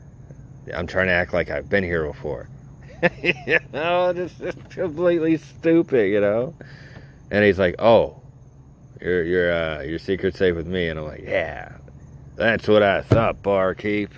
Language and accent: English; Naples, Florida, United States; I'm from Naples, Florida